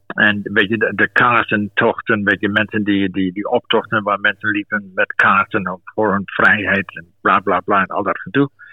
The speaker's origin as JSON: {"language": "Dutch", "area": "Twente", "region": "Overijssel", "country": "Netherlands", "also_born_or_lived": "South Africa / London", "moved": "as an adult", "said": "ik kwam uit Twente"}